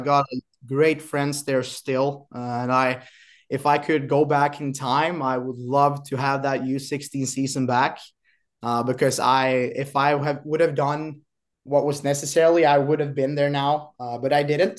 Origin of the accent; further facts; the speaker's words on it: Kristianstad, Skåne, Sweden; now in Boden, Sweden; born and raised in Kristianstad, southern Sweden